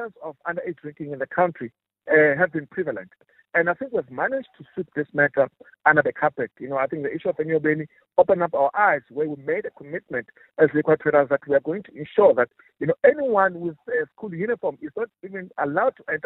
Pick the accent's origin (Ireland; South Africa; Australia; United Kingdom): South Africa